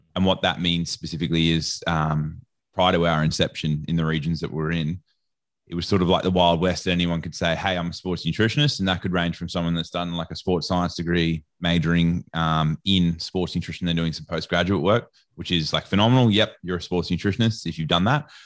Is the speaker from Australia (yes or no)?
yes; Australia; I don't know if you can tell from my accent or not, but I'm Australian.